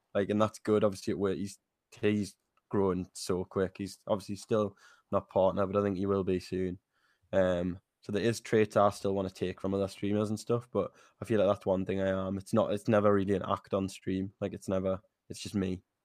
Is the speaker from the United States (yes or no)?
no; Newcastle, North East England, United Kingdom; I'm twenty-three, I'm from Newcastle